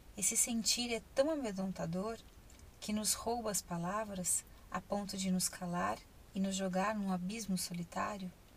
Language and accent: Portuguese; Ribeirão Preto, São Paulo, Brazil; Eu sou de Ribeirão Preto.